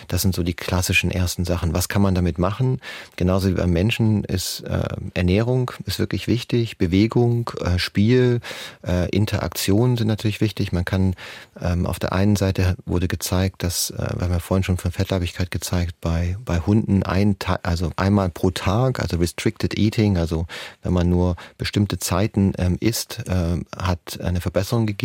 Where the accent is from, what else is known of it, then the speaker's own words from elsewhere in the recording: Tübingen, Baden-Württemberg, Germany; Ähm, Frau Bachleiter, erstmal ähm, äh, Grüße in meine Heimat. Ich komme ursprünglich aus Tübingen, auch wenn man es nicht mehr ganz so hört.